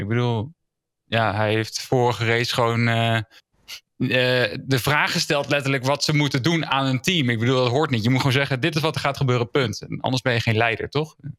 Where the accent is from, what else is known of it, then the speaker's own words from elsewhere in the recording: Netherlands; we als Nederlanders